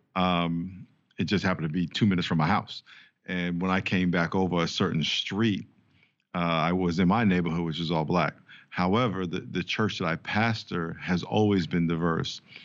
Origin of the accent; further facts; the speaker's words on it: New York, United States; moved away; I grew up in New York, played four years, uh, in the N F L with the San Diego Chargers.